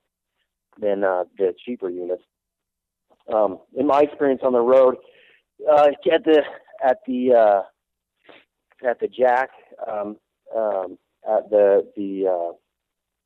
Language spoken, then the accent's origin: English; San Antonio, Texas, United States; I grew up in San Antonio, Texas